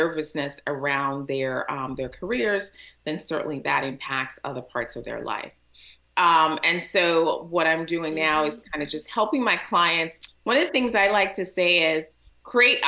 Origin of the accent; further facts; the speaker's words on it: Alexandria, Virginia, United States; also born or lived in Jamaica; now in Washington, D.C., United States; So I grew up in Alexandria, so that's home for me in Alexandria, Virginia